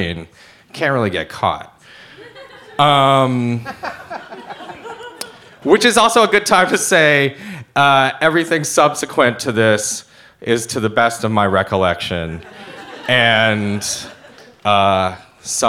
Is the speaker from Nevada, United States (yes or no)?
no; Ann Arbor, Michigan, United States; I was born in Ann Arbor, Michigan, which is born and raised, a small, quiet, suburban college town